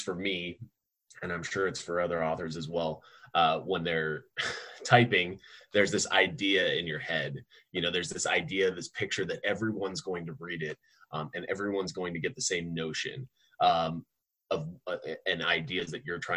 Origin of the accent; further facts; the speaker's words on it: Tucson, Arizona, United States; I'm from Tucson, Arizona, born and raised